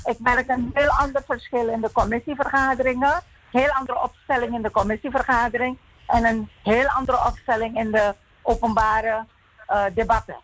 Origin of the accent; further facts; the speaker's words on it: Suriname; als Surinamer